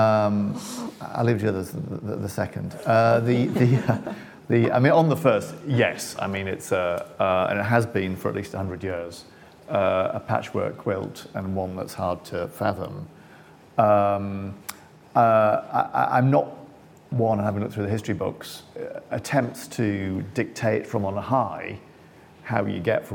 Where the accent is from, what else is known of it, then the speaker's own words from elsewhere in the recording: Sunderland, North East England, United Kingdom; I'm from Sunderland